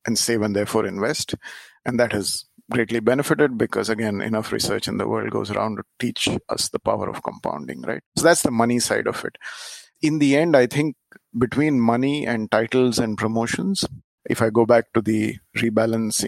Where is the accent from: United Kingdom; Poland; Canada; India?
India; moved away as an adult; also born or lived in Japan / Singapore; the first time when I moved from India to Japan after being brought up in India